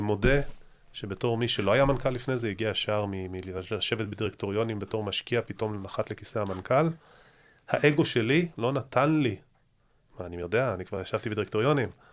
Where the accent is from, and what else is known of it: Israel